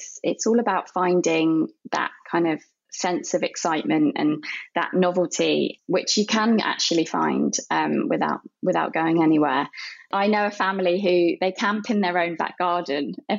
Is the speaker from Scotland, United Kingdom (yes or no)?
no; London, United Kingdom; I grew up in London